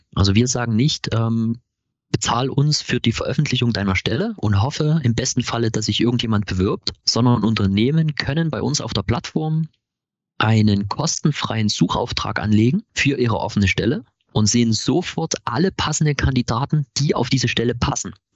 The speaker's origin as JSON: {"language": "German", "town": "Chemnitz", "region": "Saxony", "country": "Germany", "said": "Wir sind ein Chemnitzer Startup, äh, äh, Startup gegründet von drei Chemnitzern"}